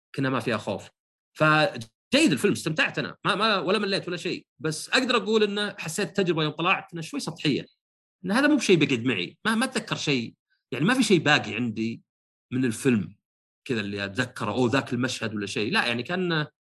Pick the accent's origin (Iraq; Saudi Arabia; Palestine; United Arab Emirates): Saudi Arabia